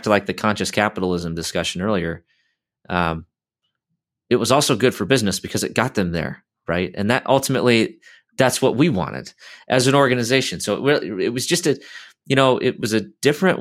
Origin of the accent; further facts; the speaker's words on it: Iowa, United States; where I grew up in Iowa